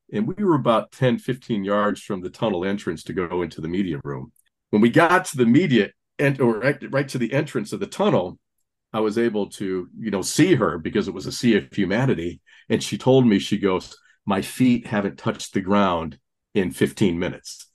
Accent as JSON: {"language": "English", "town": "Gary", "region": "Indiana", "country": "United States", "tie": "born or raised there", "said": "Catholic kid from the Rust Belt, you know, growing up in the Gary, Indiana area"}